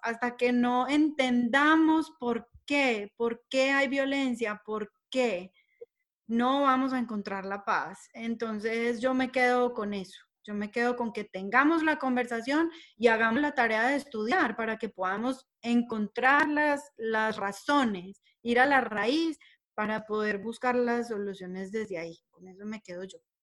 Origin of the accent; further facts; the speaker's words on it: Colombia; todos somos colombianos